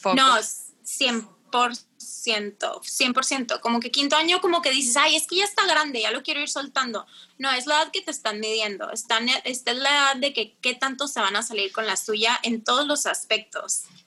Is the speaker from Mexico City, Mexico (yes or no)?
no; Tijuana, Baja California, Mexico; also born or lived in Monterrey; tengo 29 años, soy de Tijuana.